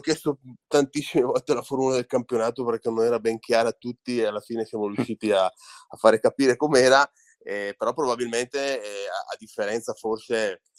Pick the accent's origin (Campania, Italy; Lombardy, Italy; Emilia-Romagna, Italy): Lombardy, Italy; Orzinuovi; Orzi Nuovi è il mio paese, dove io ho iniziato a giocare